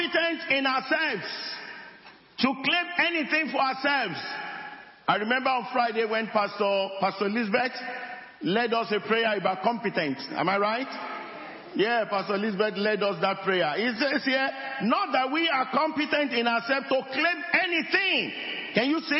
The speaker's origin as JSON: {"language": "English", "area": "area near Fiditi", "region": "Oyo", "country": "Nigeria", "said": "I'm not from Fiditi, but I came from that area."}